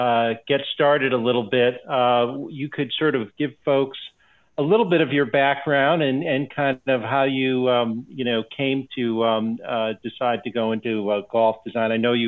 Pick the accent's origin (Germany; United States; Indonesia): United States; West Hartford, Connecticut; I grew up in West Hartford, not much more than 35, 40 minutes from New Haven.